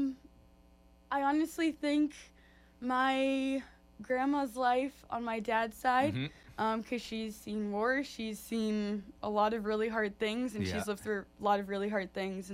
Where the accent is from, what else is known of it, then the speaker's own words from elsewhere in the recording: Mobile, Alabama, United States; moved away; So I'm from Mobile, Alabama